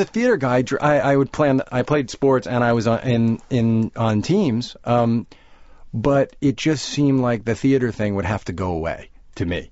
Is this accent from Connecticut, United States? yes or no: no; Roslyn, New York, United States; I grew up in Roslyn